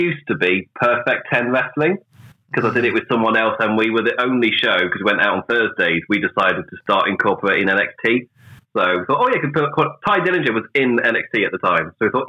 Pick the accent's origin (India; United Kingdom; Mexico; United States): United Kingdom; England; as an Englishman